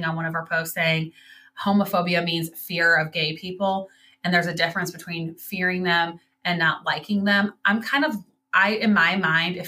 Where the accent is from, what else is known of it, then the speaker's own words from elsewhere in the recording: Midwest, United States; we're both from the Midwest